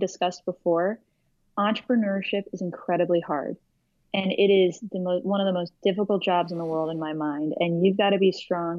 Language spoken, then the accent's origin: English; Orlando, Florida, United States; now in New York, United States; I grew up in Orlando, Florida